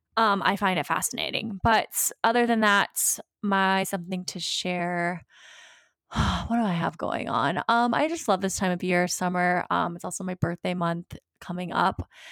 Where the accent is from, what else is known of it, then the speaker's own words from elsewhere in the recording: Virginia Beach, Virginia, United States; moved away; my hometown, uh, Virginia Beach